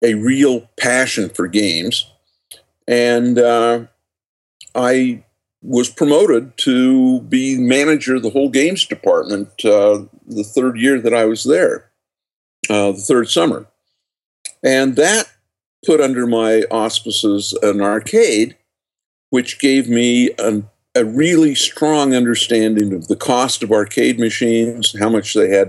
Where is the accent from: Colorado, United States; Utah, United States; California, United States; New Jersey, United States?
Utah, United States; just outside of Salt Lake City; born or raised there